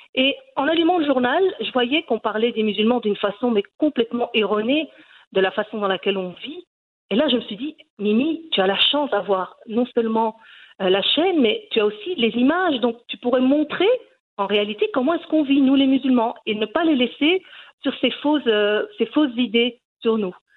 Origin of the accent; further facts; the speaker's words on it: Brussels, Brussels-Capital Region, Belgium; Je suis née en Belgique. Et euh, je suis donc d'origine marocaine. Mes parents ont, émigré en Belgique